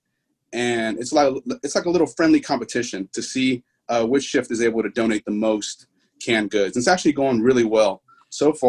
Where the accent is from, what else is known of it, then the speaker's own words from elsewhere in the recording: Houston, Texas, United States; also born or lived in Pearland, Texas; born and raised in Houston, Texas